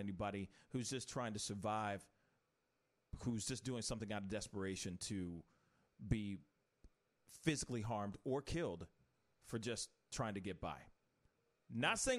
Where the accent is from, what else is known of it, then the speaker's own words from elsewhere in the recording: St. Louis, Missouri, United States; We're from the Loop, and we're proud.